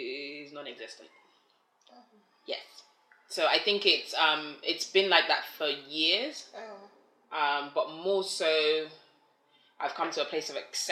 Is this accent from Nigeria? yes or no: yes; Nigeria; now in England; So being born in Nigeria, growing up in Nigeria